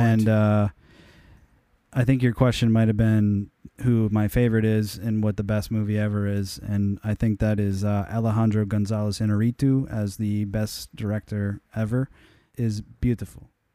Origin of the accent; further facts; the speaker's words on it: United States; I'm American